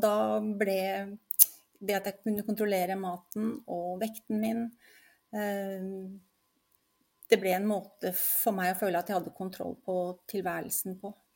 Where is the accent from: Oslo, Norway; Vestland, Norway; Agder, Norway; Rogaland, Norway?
Oslo, Norway; now in Lillestrøm, Norway; Født og oppvokst i Oslo, men bor nå på Lillestrøm sammen med mannen min